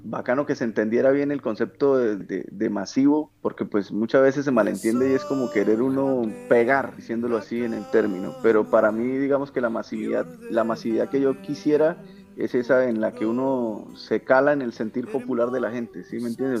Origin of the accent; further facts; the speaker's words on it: Barrancabermeja, Santander, Colombia; also born or lived in Bucaramanga; nací en Bucaramanga, pero me crié en Barranca y me la paso en Bucaramanga